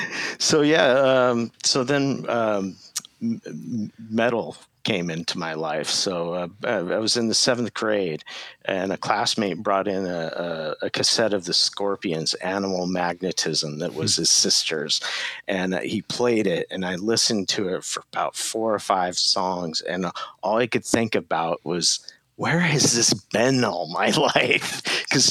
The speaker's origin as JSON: {"language": "English", "town": "Seattle", "region": "Washington", "country": "United States", "tie": "born or raised there", "said": "I grew up in Seattle"}